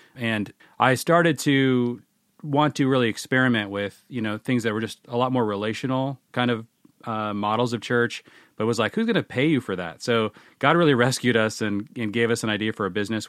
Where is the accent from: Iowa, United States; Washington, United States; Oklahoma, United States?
Washington, United States; Seattle; I grew up in the Seattle area